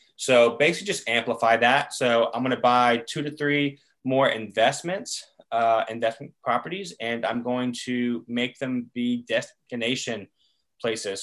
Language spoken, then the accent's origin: English; Chapel Hill, North Carolina, United States; growing up in Chapel Hill